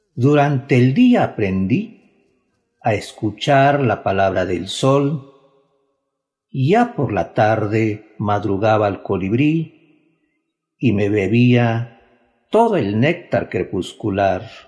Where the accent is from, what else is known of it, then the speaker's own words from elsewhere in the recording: Ixmiquilpan, Hidalgo, Mexico; originario de la comunidad del Espíritu, Ixmiquilpan, Valle del Mezquital, Hidalgo